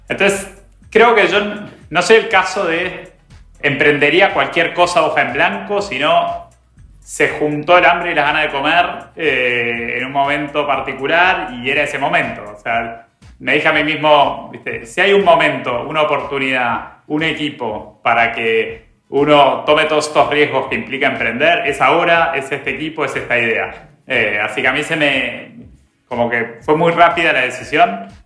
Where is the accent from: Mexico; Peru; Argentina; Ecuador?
Argentina; los argentinos